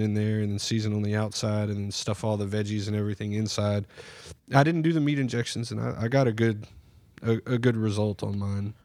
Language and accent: English; Surfside, United States; Growing up, you know, we grew up in Surfside